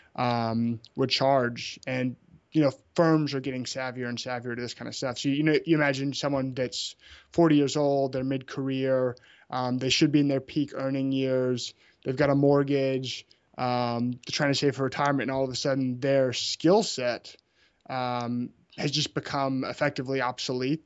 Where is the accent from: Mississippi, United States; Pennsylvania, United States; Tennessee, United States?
Tennessee, United States; Memphis; moved away; also born or lived in Birmingham, Alabama; I grew up in Memphis, Tennessee.